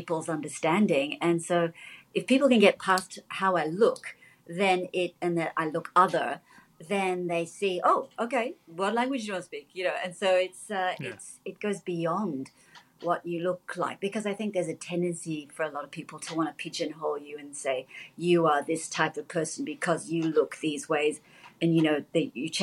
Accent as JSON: {"language": "English", "country": "Australia", "tie": "born or raised there", "said": "I was born here"}